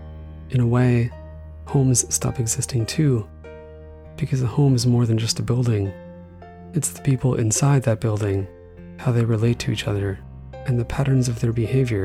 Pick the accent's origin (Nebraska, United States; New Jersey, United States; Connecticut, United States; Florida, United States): Connecticut, United States; Killingly; also born or lived in New Hampshire; We moved from New Hampshire to a small town in Killingly, Connecticut, where I lived in many houses over time.